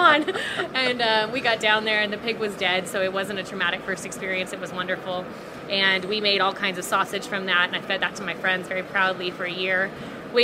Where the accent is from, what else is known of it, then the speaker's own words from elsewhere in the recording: Los Angeles, California, United States; I grew up in Los Angeles